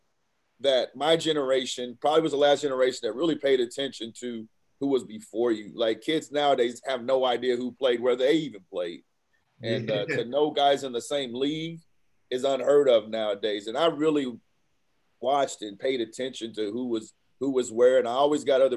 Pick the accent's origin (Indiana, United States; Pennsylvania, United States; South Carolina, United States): Indiana, United States; Evansville; I'm from Evansville.